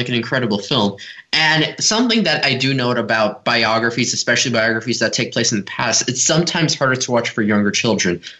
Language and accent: English; Los Angeles, California, United States; from Los Angeles, and you're listening to Kids First Coming Attractions.